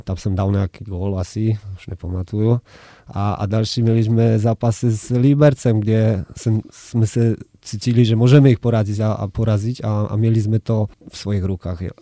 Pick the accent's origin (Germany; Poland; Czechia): Poland; Nowy Targ, Lesser Poland; Czech is a second language; Já jsem z Nového Targu a, a, a v, no, v Novém Targu vždycky od eh, vždy byl hokej na prvním místě